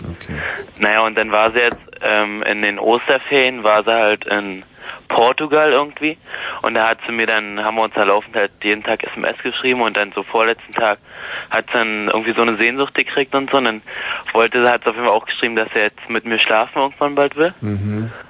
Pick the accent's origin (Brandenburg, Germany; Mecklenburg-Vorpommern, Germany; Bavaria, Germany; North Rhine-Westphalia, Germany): Brandenburg, Germany; Großbeeren; ich komme aus Großbären, das ist irgendwie im Süden von Berlin